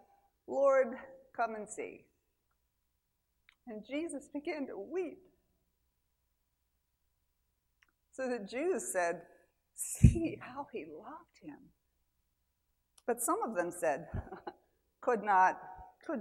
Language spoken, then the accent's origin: English; Mechanicsburg, Pennsylvania, United States; I'm from Mechanicsburg, Pennsylvania, which means a town that a bunch of mechanics founded in the 1800s